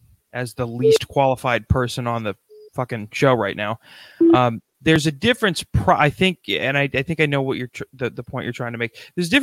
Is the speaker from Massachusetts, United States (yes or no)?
no; New Jersey, United States